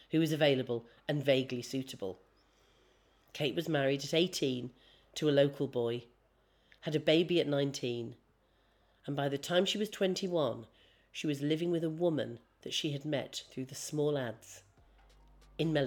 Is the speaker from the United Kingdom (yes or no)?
yes; North East England, United Kingdom; now in London, United Kingdom; I was raised in the Northeast